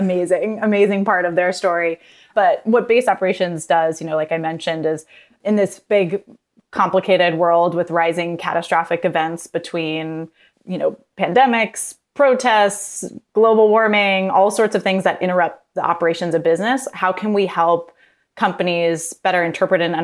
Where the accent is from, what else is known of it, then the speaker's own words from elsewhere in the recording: San Francisco, California, United States; moved away as an adult; also born or lived in Mexico City; I grew up in San Francisco